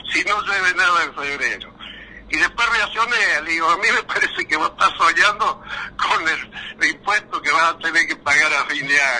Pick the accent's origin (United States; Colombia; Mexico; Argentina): Argentina; La Pampa; llegó el tren primero a mi pueblo en La Pampa que a Coronel Suárez